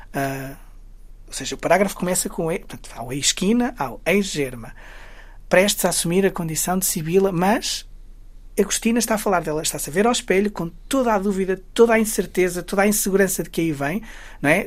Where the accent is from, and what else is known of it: Guimarães, Norte, Portugal; born or raised there